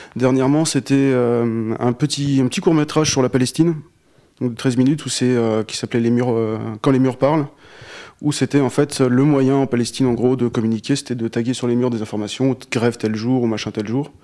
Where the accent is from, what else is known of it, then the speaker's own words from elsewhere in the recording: Alsace, Grand Est, France; moved away as an adult; now in Fougères, France; je suis alsacien à la base